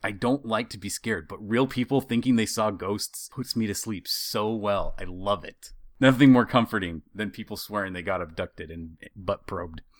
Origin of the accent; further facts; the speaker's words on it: Idaho, United States; Growing up in Idaho